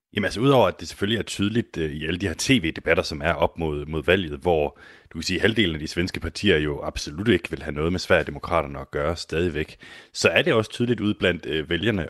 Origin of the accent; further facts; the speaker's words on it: Denmark; jeg er fra Danmark